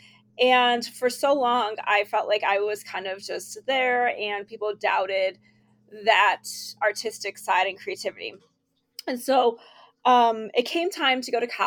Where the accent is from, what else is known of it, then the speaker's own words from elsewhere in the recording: Rochester, New York, United States; moved away; also born or lived in Tennessee / Ohio; I'm from Rochester, New York.